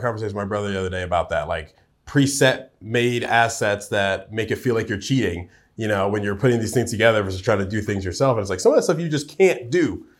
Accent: New York, United States; now in Georgia, United States; I'd have to think pretty hard, but I'm originally from New York.

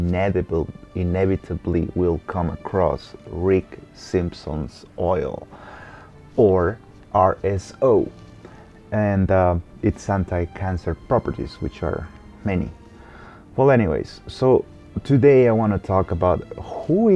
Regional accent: Guatemala; moved away; I am from Guatemala, born and raised

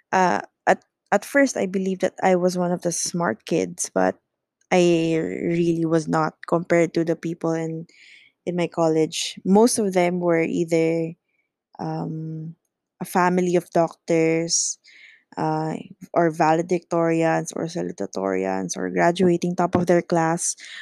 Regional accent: Laguna, Calabarzon, Philippines; I am from the province, so I came from Laguna

